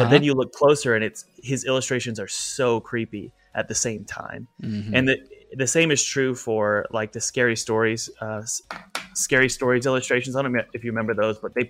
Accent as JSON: {"language": "English", "area": "the Bible Belt", "region": "Southern United States", "country": "United States", "tie": "born or raised there", "said": "I grew up in the Bible Belt"}